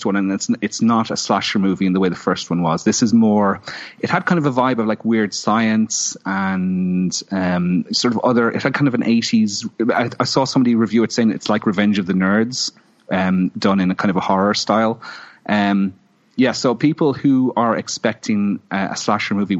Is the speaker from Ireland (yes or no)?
yes; Ireland; being Irish